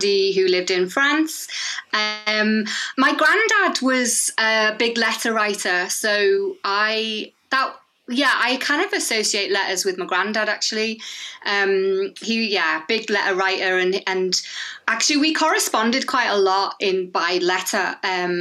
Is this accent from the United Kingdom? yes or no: yes; Liverpool, North West England, United Kingdom; I'm in Liverpool, in the UK, my hometown